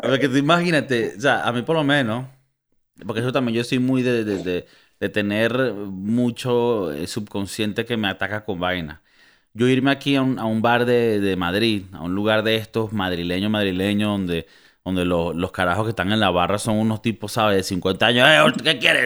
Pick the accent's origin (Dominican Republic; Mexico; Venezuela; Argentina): Venezuela; Valencia, Carabobo; moved away; yo devolviéndome a mi ciudad natal, Valencia, donde somos los hombres versátiles